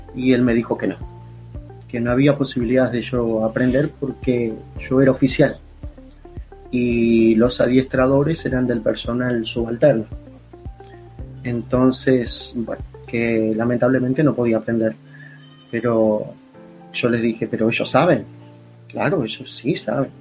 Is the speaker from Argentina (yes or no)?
no; Uruguay; also born or lived in Montevideo; Yo estaba eh, lejos de mi tierra, donde vivía, estaba en la capital del país estudiando